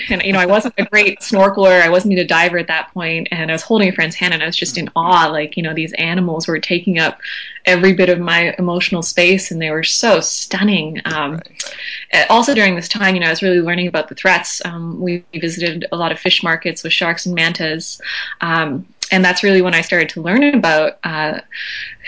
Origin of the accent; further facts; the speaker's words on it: Vancouver, British Columbia, Canada; also born or lived in Maui, Hawaii; So I'm from Canada. I was born in Vancouver on the West Coast